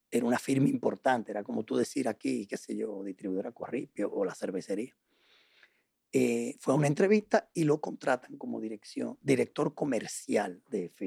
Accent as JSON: {"language": "Spanish", "region": "La Paz", "country": "Bolivia", "tie": "born there", "said": "Yo nací en La Paz."}